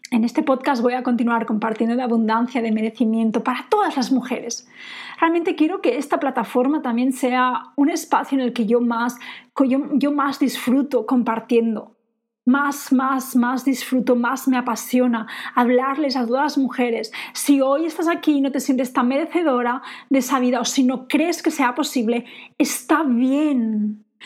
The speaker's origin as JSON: {"language": "Spanish", "country": "Spain", "also_born_or_lived": "England", "moved": "yes", "said": "yo me siento española"}